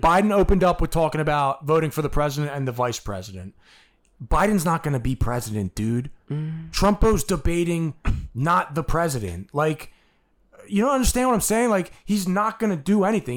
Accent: United States; I'm an American

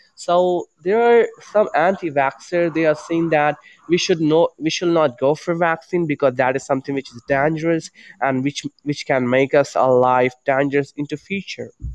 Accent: India; I'm from India

